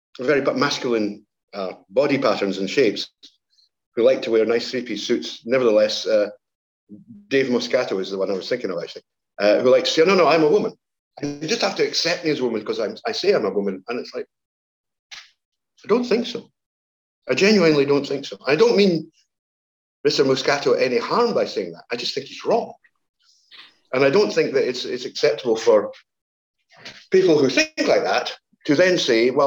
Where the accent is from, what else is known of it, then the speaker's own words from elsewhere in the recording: Scotland, United Kingdom; I'm Scottish